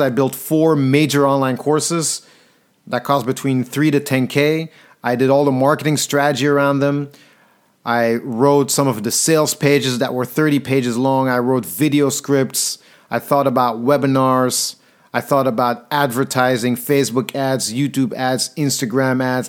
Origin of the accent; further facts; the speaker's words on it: Antwerp, Flanders, Belgium; moved away as an adult; also born or lived in London; when I moved from Belgium, Antwerp, my home city, to London